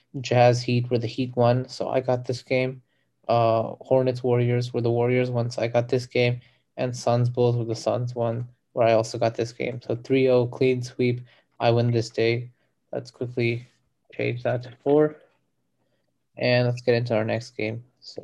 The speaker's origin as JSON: {"language": "English", "country": "Ireland", "said": "In this episode, I'm Irish and my co-host Jean is here."}